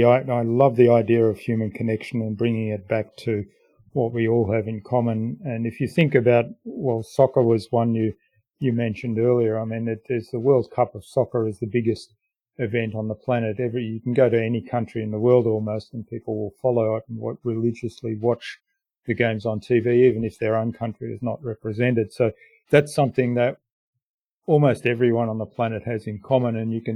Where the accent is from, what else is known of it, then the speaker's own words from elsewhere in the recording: Germany; now in Australia; I mean, I'm a migrant from Germany to Australia.